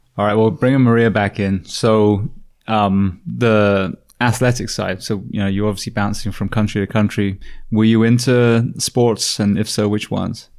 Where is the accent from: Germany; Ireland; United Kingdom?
United Kingdom; moved away; being a Brit